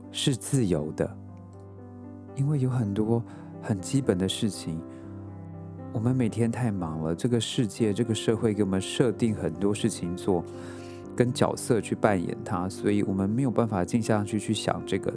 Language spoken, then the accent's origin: Chinese; Taiwan; moved away as an adult; now in New York, United States; 我之前，呃，之前住在亚热带国家嘛，然后我出生在台湾